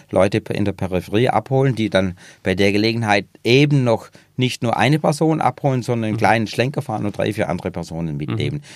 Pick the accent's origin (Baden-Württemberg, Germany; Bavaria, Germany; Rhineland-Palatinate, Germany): Baden-Württemberg, Germany; Upper Swabia; Ich bin in Oberschwaben geboren